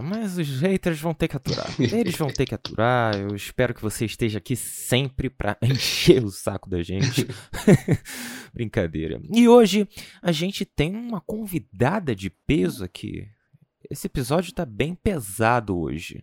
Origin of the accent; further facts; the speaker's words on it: Rio de Janeiro, Brazil; now in Salvador, Brazil; Eu sou carioca